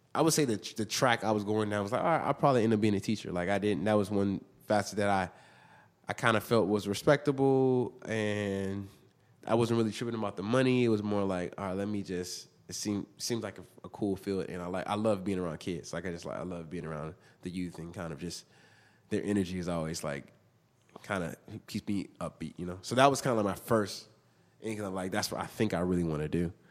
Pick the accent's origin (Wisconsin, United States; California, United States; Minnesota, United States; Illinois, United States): California, United States; Inglewood; born or raised there; also born or lived in Hawthorne, California